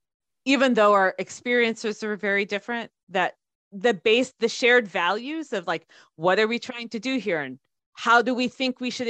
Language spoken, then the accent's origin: English; United States; growing up in the States